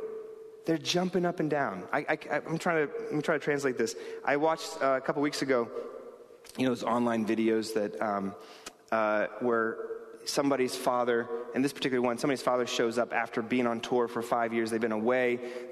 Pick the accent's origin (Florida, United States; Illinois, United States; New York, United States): New York, United States; New York City; I grew up here in New York City.